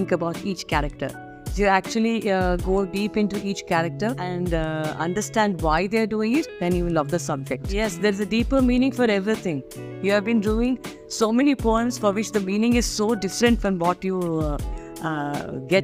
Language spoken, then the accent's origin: English; a little village past Mangalore, Karnataka, India; first language Kannada; English is a second language; moved away; also born or lived in Bangalore; Now, I'm from a little village past Mangalore. We are from there. We are what you call as Havyaks. We speak old Kannada.